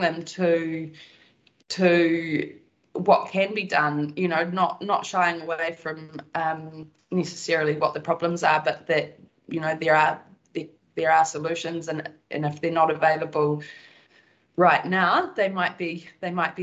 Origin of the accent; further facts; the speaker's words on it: Wanaka, Otago, New Zealand; I grew up in Wanaka. I'm born and bred here. I grew up on a farm just 15 minutes out of Wanaka.